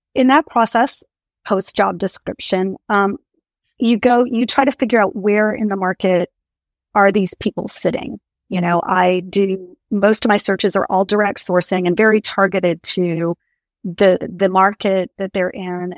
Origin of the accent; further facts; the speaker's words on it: Maine, United States; moved away as an adult; also born or lived in Colorado / California; I grew up in Maine, in a small town in rural Maine, went to college in Colorado